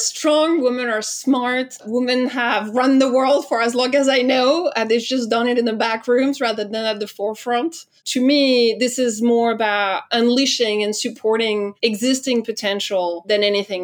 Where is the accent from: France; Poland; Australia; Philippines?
France; accent: French; English is a second language; I'm French, as I'm sure you've already heard, thanks to my accent